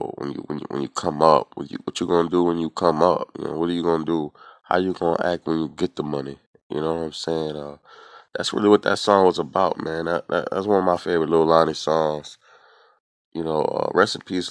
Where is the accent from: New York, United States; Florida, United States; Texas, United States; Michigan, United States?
New York, United States; New York City; I'm from Brooklyn, New York